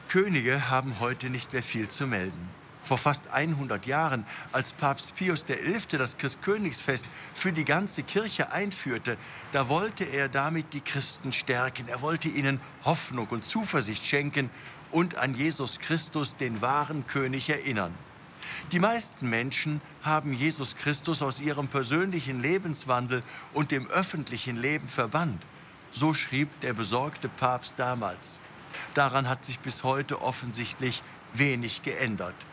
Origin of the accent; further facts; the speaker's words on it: Germany; bei uns in Deutschland